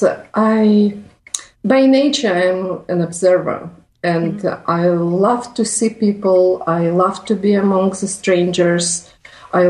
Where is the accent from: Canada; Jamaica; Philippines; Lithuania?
Lithuania; Vilnius, Vilnius County; moved away as an adult; now in Rome, Italy; I'm not Italian. I'm Lithuanian. I'm from Vilnius, but I live in Rome around 4 years because of my husband's work